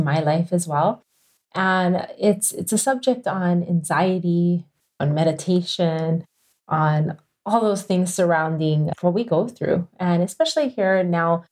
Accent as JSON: {"language": "English", "town": "Kailua-Kona", "region": "Hawaii", "country": "United States", "tie": "born or raised there", "said": "coming to you from my hometown, Kailua Kona, Hawaii."}